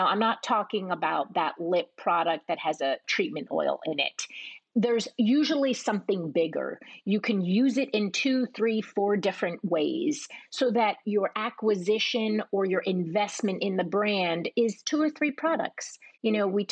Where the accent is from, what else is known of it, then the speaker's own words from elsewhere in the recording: East Coast, United States; also born or lived in Manhattan; I was raised on the East Coast and spent a lot of time in Manhattan as a child